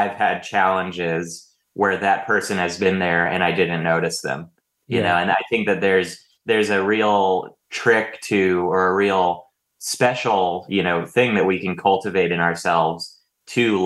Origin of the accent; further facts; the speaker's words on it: Bay Area, Silicon Valley, California, United States; moved away as an adult; now in Los Angeles, United States; I moved down here for college, but I grew up in the Bay Area, in the Silicon Valley.